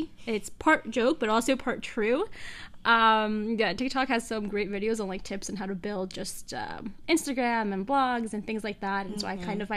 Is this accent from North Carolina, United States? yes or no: no; Long Island, New York, United States; I was raised on Long Island